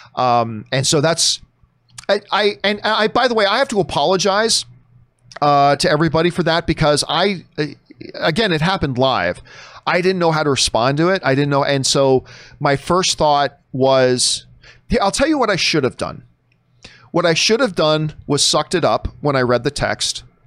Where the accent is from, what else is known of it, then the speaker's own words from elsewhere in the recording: Canada; I say that as a Canadian